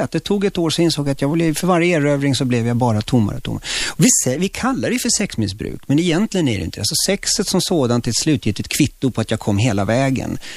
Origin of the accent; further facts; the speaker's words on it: Chile; now in Sweden; Ja, jag kom från Chile, snyft snyft liksom.